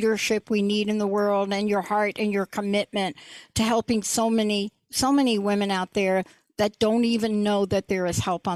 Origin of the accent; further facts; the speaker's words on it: East Coast, United States; moved away; I live here, but I'm from the East Coast